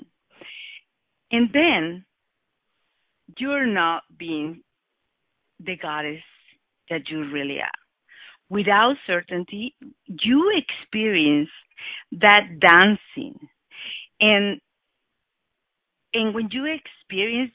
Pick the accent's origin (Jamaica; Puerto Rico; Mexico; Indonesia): Mexico; Oaxaca; English is a second language; I was born in Oaxaca, in one part of Mexico, just a few years ago.